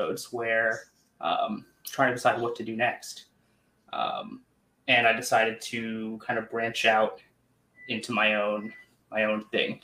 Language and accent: English; New York, United States; I'm from New York